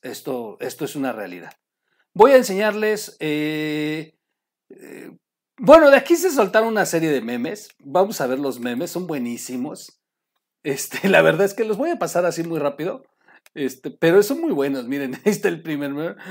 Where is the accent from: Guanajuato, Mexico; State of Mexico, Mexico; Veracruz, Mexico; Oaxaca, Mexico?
Oaxaca, Mexico; yo soy de Oaxaca